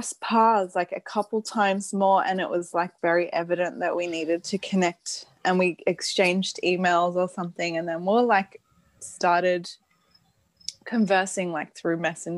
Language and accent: English; Sydney, New South Wales, Australia; moved away as an adult; also born or lived in Denmark; I'm from Australia. I live in Sydney now, where I was born.